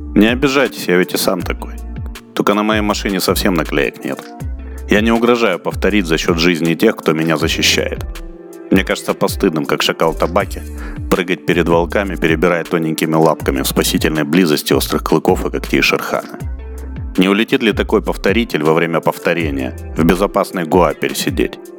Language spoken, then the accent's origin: Russian; Murmansk Oblast, Russia; moved away; У меня детство прошло там, в Мурманской области